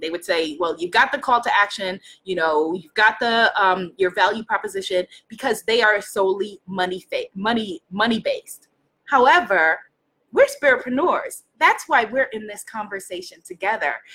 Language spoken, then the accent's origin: English; New York, United States; I'm from New York. I'm Caribbean. I'm African American